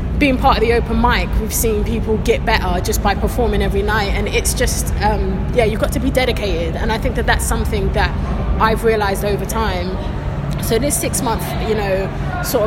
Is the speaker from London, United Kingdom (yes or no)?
yes; London, United Kingdom; also born or lived in Acton / Ealing; I was born and bred in Shepherd's Bush, and then I lived in Acton, I've lived in Ealing